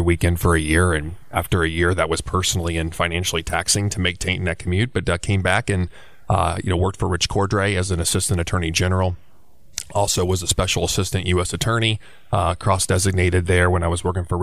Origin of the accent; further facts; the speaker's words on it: Belpre, Ohio, United States; moved away as an adult; also born or lived in Washington, D.C.; now in Columbus, United States; I'm a graduate of Belpre High School, which is down on the river across from Parkersburg, West Virginia.